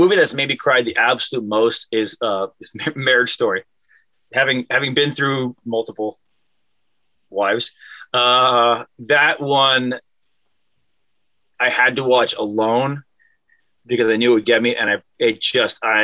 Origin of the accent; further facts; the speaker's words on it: Cleveland, Ohio, United States; growing up in Cleveland